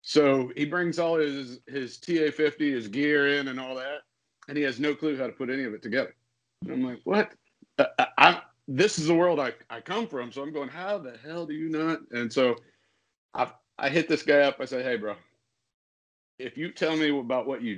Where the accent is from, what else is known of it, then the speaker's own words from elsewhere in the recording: Iowa, United States; moved away; I come from Iowa